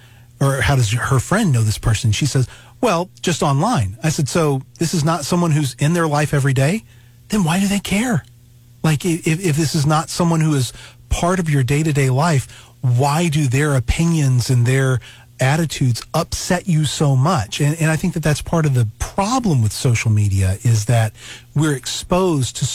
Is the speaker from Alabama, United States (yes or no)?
yes; Alabama, United States; now in Missouri, United States; I grew up in Alabama, and so now I'm up living in Missouri.